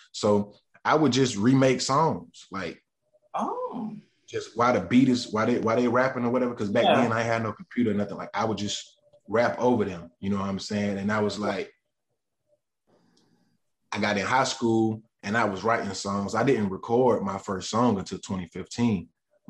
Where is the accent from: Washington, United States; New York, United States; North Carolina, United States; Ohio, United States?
North Carolina, United States; Gaston; So I just really, the things that I see shape growing up in Gaston, and the things that I seen, the things that I went through is what really shaped my sound